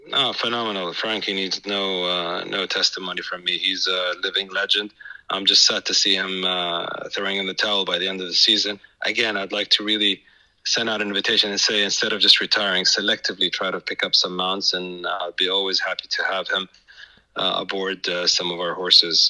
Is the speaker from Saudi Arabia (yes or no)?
yes; Saudi Arabia; it's my hometown